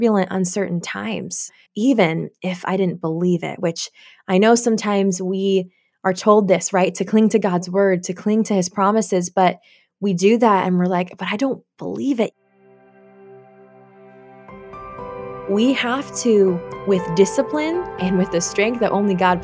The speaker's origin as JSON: {"language": "English", "region": "Oregon", "country": "United States", "tie": "born or raised there", "also_born_or_lived": "South Korea", "said": "I was actually adopted when I was really young from South Korea. My brother and I both were. We don't remember that because we were so young, but we were raised here in Oregon"}